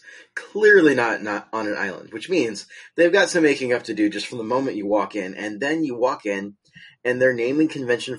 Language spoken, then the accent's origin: English; Southern California, United States; I grew up in Southern California